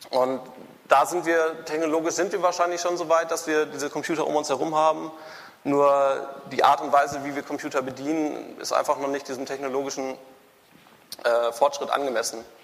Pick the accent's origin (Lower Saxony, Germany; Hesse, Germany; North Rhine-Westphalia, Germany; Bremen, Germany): North Rhine-Westphalia, Germany; Münster; born there; now in Hamburg, Germany; ich bin geboren in Münster. 2004 hatte ich dann genug von Fahrrädern, bin nach Hamburg gezogen